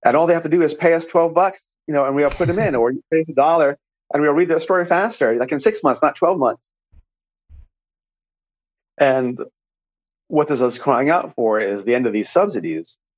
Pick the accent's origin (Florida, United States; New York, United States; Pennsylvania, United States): New York, United States; I grew up in New York